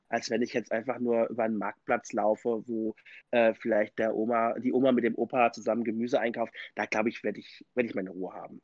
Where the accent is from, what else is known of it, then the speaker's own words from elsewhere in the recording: Mainz, Rhineland-Palatinate, Germany; ich komme aus Mainz